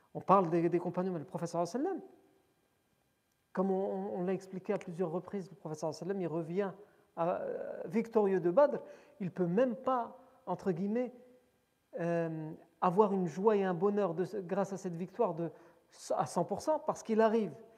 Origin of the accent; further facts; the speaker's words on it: France; on est né en France, on a grandi en France.